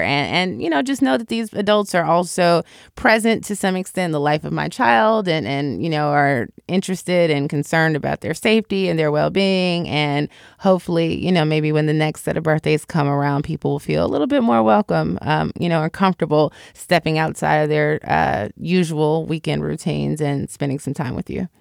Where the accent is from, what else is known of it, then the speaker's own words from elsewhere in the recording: Chicago, Illinois, United States; moved away as an adult; also born or lived in Washington, D.C.; I'm from Chicago